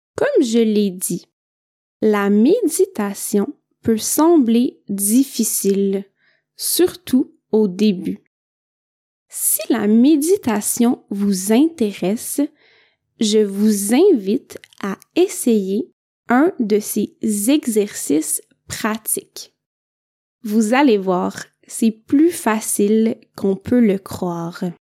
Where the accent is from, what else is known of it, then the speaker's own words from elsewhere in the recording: Quebec, Canada; je viens du Québec